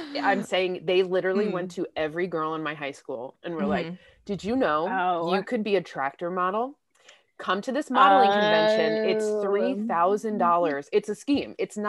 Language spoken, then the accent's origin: English; outside of Albany, New York, United States; I grew up outside of Albany, New York.